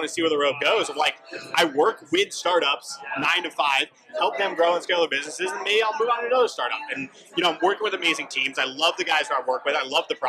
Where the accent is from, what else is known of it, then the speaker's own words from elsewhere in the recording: Connecticut, United States; now in Rhode Island, United States; Connecticut laws inside and out because that's where I'm from